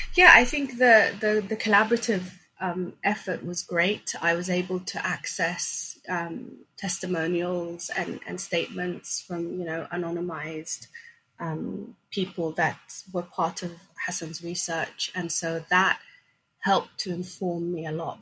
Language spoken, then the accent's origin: English; Sweden; English is a second language; also born or lived in Somalia; we came as refugees from Somalia to, to Sweden when I was um, five, six years old